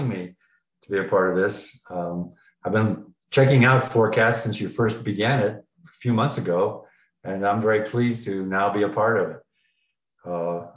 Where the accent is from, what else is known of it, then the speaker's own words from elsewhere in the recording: Florida, United States; moved away as an adult; also born or lived in Chicago / New York / San Diego; now in Kyiv, Ukraine; I grew up in Florida